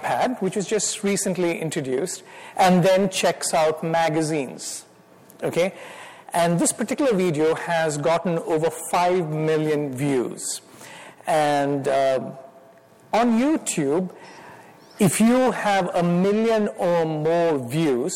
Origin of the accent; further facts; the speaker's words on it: India; accent: Indian; moved away as an adult; now in United States; my wife Miriam and I, we are from India. We came as graduate students, finished from Temple University. So I've been here for about 29 years. And if the Lord allows, I'll live the rest of my life here, but I will still have my Indian accent